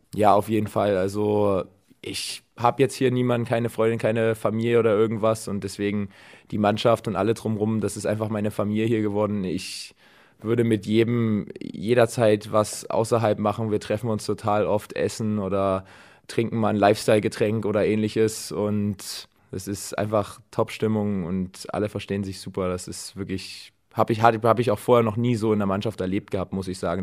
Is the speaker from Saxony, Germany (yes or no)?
yes; Dresden, Saxony, Germany; now in Düren, Germany; meine Heimatstadt Dresden